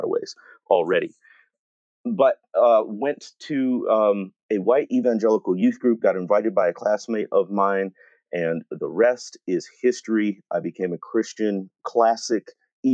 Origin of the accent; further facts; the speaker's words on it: Waukegan, Illinois, United States; So I grew up in Waukegan, Illinois, which is north of Chicago